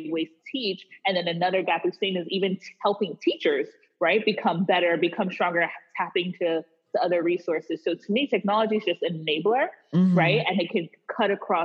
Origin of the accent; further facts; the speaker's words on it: Wisconsin, United States; I was born in Wisconsin